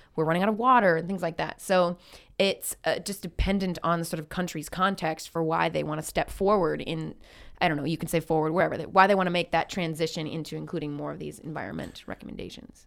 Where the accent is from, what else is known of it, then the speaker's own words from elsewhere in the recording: Midwest United States, United States; moved away as an adult; now in Canada; growing up in the United States